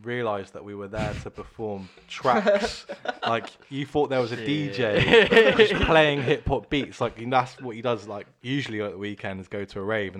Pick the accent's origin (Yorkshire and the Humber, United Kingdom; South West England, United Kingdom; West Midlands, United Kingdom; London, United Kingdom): South West England, United Kingdom; Bournemouth; Born and bred, like, Bournemouth, more or less. Yeah. I moved away a little bit and come back.